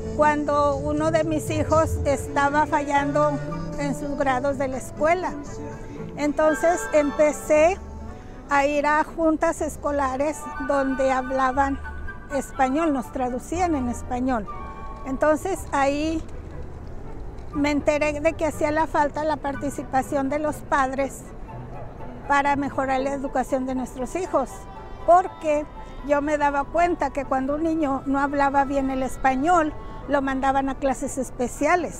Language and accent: Spanish; Torreón, Coahuila, Mexico; moved away as an adult; also born or lived in Juan Aldama, Zacatecas; now in Denver, United States; yo nací en Juanaldama, Zacatecas y me crié en Torreón, Coahuila